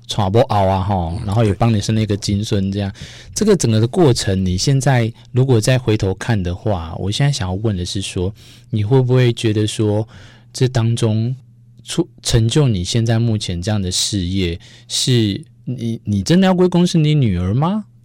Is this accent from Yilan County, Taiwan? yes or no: yes; Yilan County, Taiwan; 在我们宜兰那边